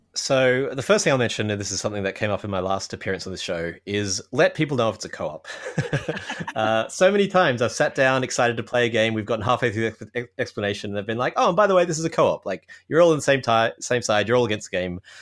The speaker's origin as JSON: {"language": "English", "country": "Australia", "moved": "yes", "lives_now": "Toronto, Canada", "said": "I'm an Australian living in Canada, in Toronto."}